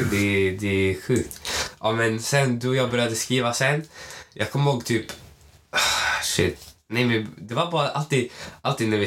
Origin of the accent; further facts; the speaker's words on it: Malmö, Skåne, Sweden; jag är från Malmö, jag